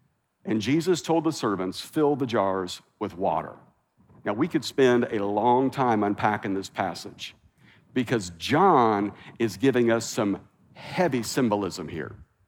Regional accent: Midwest, United States; also born or lived in South; now in California, United States; Now listen, I'm from the Midwest. I lived in the South.

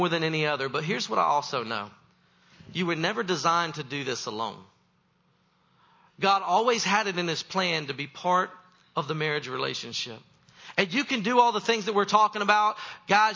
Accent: the South, United States; I was raised in the South

